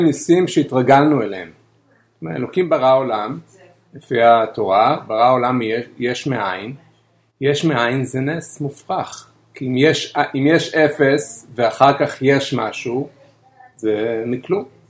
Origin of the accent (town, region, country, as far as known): Bnei Brak, Tel Aviv District, Israel; born or raised there